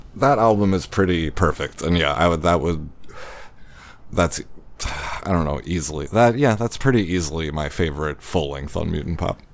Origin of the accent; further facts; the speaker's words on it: Baltimore, Maryland, United States; moved away; I grew up in Baltimore